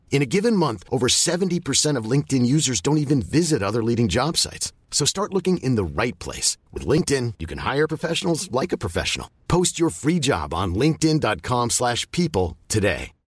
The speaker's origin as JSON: {"language": "French", "country": "Côte d’Ivoire", "tie": "born or raised there", "moved": "yes", "lives_now": "France", "said": "un mec né en Côte d'Ivoire comme moi, qui a vécu la guerre en Côte d'Ivoire"}